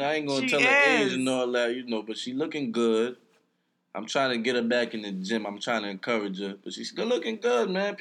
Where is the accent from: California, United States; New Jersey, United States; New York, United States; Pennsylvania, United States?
New York, United States; New York City; I'm from Brooklyn. I'm an only child.